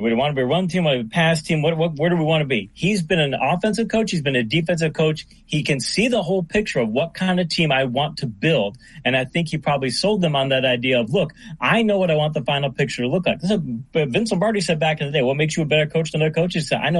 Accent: Michigan, United States; Guy who was born and raised in Michigan

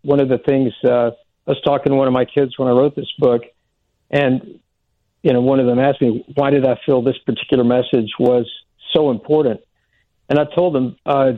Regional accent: Oklahoma, United States; I grew up in Oklahoma

